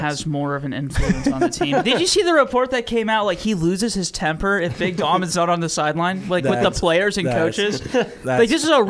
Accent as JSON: {"language": "English", "town": "Pittsburgh", "region": "Pennsylvania", "country": "United States", "said": "I can be aggressively Northeast if I really want to, but I'm not going to be like, oh, my bad, I'm from Pittsburgh."}